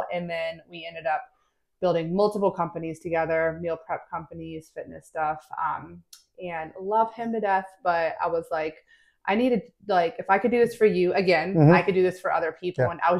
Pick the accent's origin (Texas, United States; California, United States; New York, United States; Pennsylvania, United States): Pennsylvania, United States; State College; moved away as an adult; also born or lived in Washington, D.C.; now in Charleston, United States; So I'm originally from the Northeast, State College, Pennsylvania. Yep. My whole family was there, multi-generational Penn Staters.